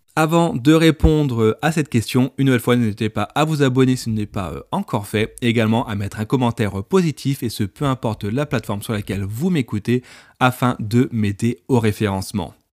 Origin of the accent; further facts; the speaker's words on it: France; je suis français